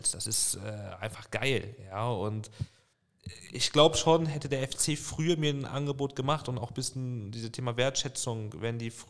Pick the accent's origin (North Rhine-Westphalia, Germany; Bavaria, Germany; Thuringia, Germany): North Rhine-Westphalia, Germany; Bonn; ich bin in Bonn groß geworden, Bonn aufgewachsen äh, und wächst dann nach Lautern. Das war ein riesen Kulturschock.